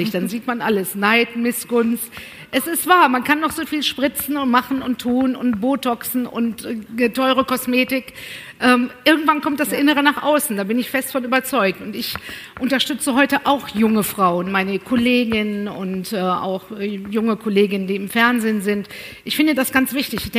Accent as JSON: {"language": "German", "region": "North Rhine-Westphalia", "country": "Germany", "tie": "born or raised there", "said": "Aber ich bin ja auf dem Land groß geworden, im Sauerland."}